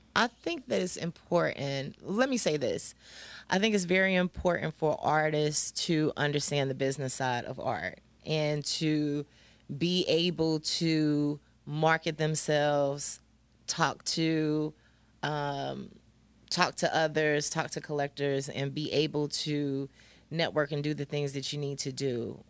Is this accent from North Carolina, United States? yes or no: yes; Greensboro, North Carolina, United States; moved away; I'm originally from Greensboro.